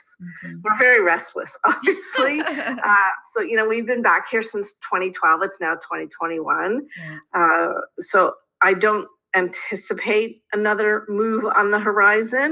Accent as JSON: {"language": "English", "country": "Canada", "said": "being a Canadian"}